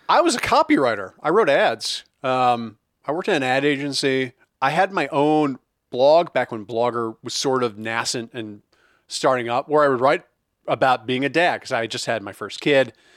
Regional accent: Midwest, United States; I grew up in the Midwest too, so as a Midwestern goy

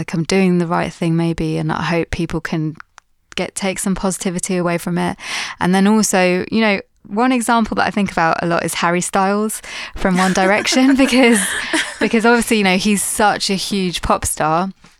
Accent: Pakistan; just because I'm, as like a Pakistani female doing what I'm doing, I feel like no one's really done the same thing before.

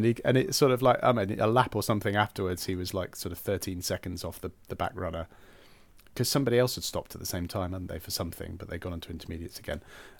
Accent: West Midlands, United Kingdom; born or raised there

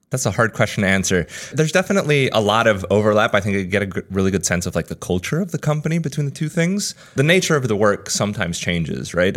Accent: United States; moved away as an adult; also born or lived in Spain; now in New York, United States; I grew up in the States. Essentially from six to eighteen, I lived here for like ten or eleven years

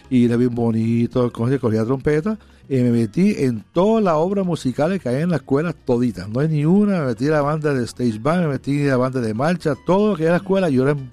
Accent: Milwaukee, Wisconsin, United States; also born or lived in Puerto Rico; yo me crié en los Estados Unidos. A los 40 días de nacido, mis papás emigraron a Estados Unidos

